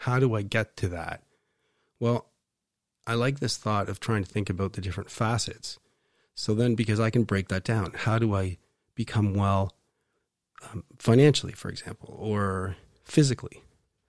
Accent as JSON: {"language": "English", "town": "Waterloo", "region": "Ontario", "country": "Canada", "tie": "born or raised there", "said": "I grew up in Waterloo"}